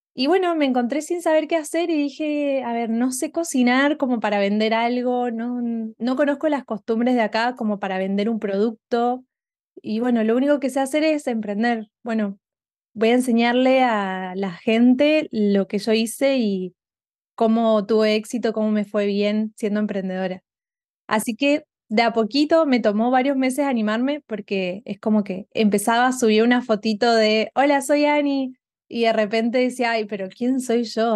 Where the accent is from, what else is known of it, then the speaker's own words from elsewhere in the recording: Argentina; moved away as an adult; now in Houston, United States; soy una argentina viviendo en Estados Unidos hace um, casi tres años